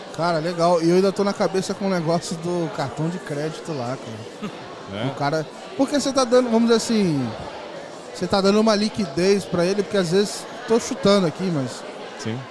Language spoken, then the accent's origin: Portuguese; Volta Redonda, Rio de Janeiro, Brazil; lá na minha cidade, Volta Redonda, no Rio